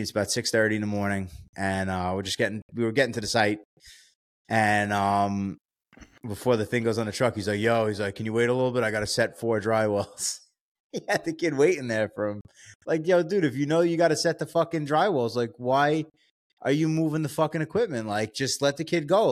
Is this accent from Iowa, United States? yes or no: no; New York, United States; I'm from New York